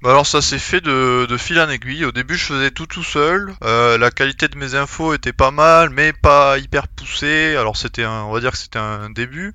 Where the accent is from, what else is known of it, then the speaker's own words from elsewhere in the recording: Montauban, Occitania, France; accent: l'accent du sud; also born or lived in Vienna; now in Toulouse, France; mon équipe euh, à Montauban, donc euh, là d'où je viens